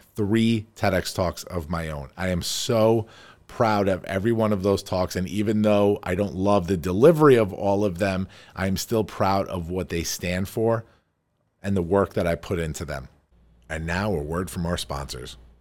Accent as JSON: {"language": "English", "town": "Farmingdale", "region": "New York", "country": "United States", "tie": "born or raised there", "said": "we are here in my beautiful office here on Route one ten in Farmingdale, New York, my hometown."}